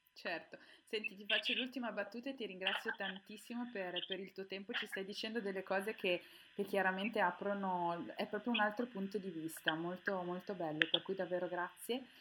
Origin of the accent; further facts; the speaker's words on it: Milan, Lombardy, Italy; io sono milanese